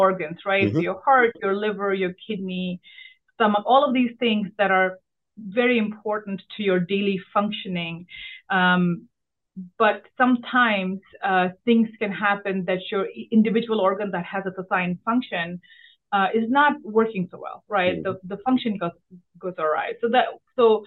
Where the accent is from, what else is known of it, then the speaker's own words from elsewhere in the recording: Delhi, India; moved away as an adult; now in Washington, D.C., United States; I grew up in Delhi